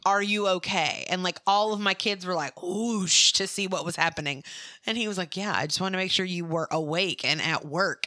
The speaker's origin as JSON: {"language": "English", "town": "Mobile", "region": "Alabama", "country": "United States", "tie": "born or raised there", "also_born_or_lived": "Louisiana", "moved": "yes", "said": "I was born and raised in Mobile, which is where Mardi Gras originated"}